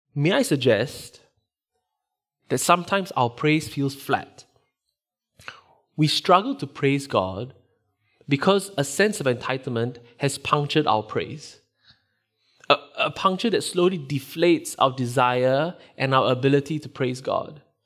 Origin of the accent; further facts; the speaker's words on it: Singapore; moved away; Growing up in Singapore, which is where I grew up